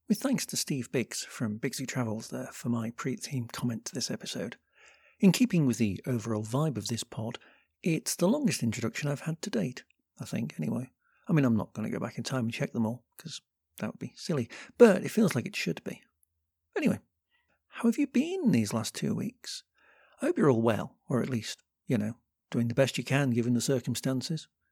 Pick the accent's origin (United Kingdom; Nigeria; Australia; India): United Kingdom; as a Brit